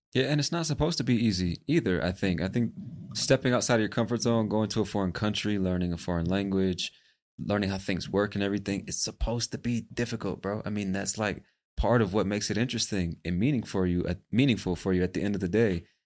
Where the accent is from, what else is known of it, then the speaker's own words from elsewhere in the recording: United States; moved away as an adult; As an American born and raised in the States